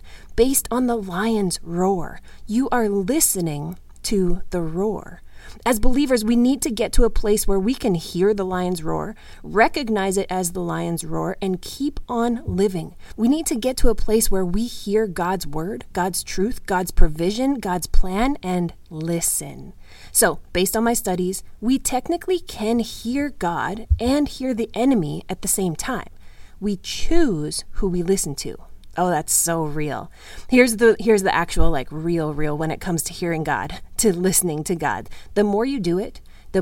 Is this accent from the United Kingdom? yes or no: no; Canada; as a Canadian, I spent plenty of winter days as a child out there